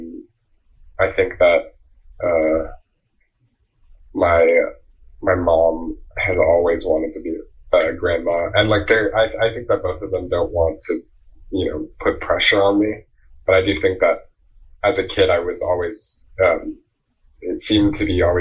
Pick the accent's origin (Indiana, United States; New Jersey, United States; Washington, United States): New Jersey, United States; I'm from Jersey, like the suburbs, like 40 minute train ride from New York City